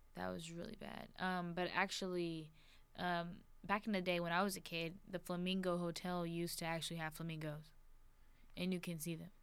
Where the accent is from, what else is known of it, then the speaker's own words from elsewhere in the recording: Las Vegas, Nevada, United States; I'm born and raised in Las Vegas.